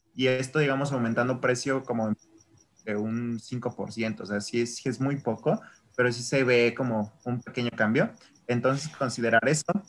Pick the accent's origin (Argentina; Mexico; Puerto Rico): Mexico; yo soy mexicano